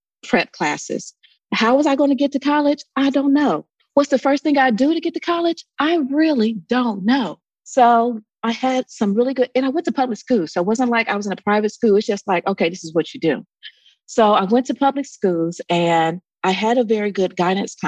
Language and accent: English; Columbus, Ohio, United States; moved away as an adult; also born or lived in Atlanta / Dayton, Ohio; I grew up in Columbus, Ohio